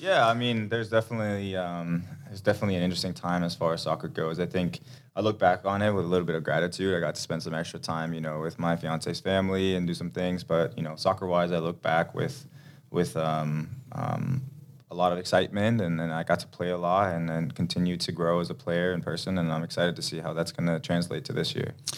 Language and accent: English; Denmark; now in Minnesota, United States; I grew up in Denmark, so it's cold weather there too